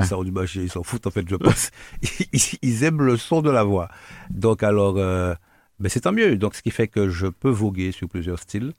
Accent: Guadeloupe; also born or lived in Martinique; je suis Guadeloupéen, né à Guadeloupe, de par Guadeloupéen

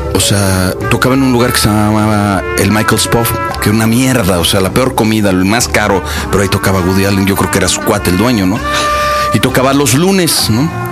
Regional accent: Mexico; yo vengo de México

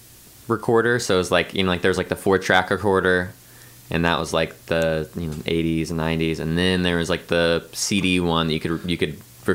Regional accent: Columbia, Missouri, United States; born or raised there

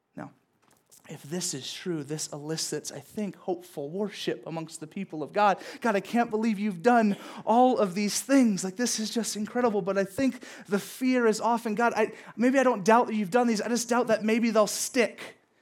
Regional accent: Southern California, United States; growing up in Southern California

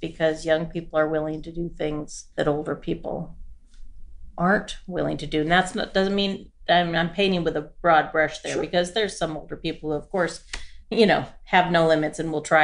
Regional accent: Forest Grove, Oregon, United States; I was born and raised in Forest Grove, Oregon, and it's a small town about 30 minutes west of Portland

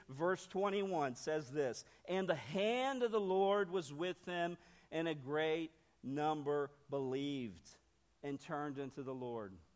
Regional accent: Northern Ohio, United States; moved away; also born or lived in Brazil / Nashville, Tennessee; I'm, I'm from Ohio, okay? Northern Ohio

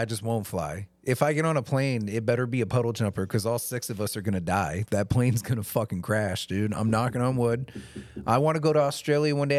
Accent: Maryland, United States; moved away; I grew up in Maryland, and that's only twelve hours from here in a car

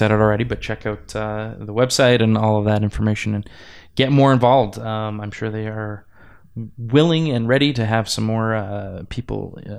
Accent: Edmonton, Alberta, Canada; I grew up in Edmonton. We don't have Chinooks in Edmonton.

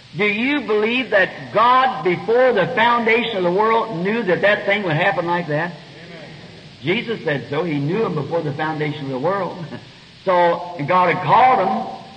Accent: United States; an American citizen

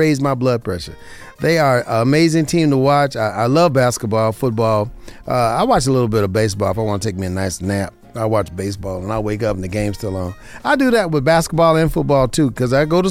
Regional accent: Southern Nevada, United States; here in Southern Nevada, my hometown

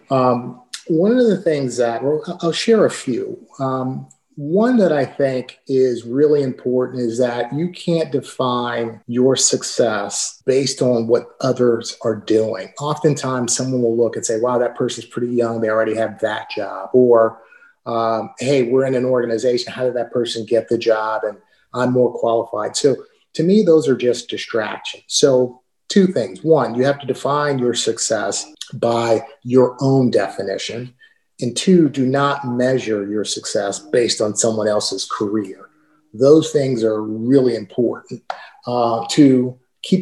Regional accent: Southern California, United States; moved away as an adult; also born or lived in Portland, Oregon / Connecticut / Scottsdale, Arizona; now in Charlotte, United States; I'm from Southern California, my wife's from Southern California.

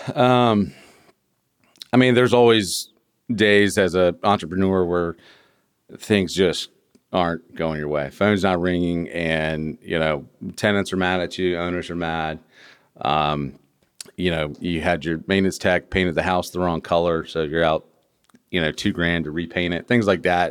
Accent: Virginia, United States; I'm from Virginia

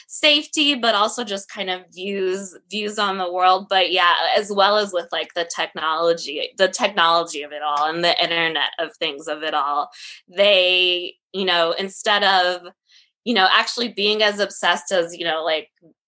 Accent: Alabama, United States; I grew up in Alabama

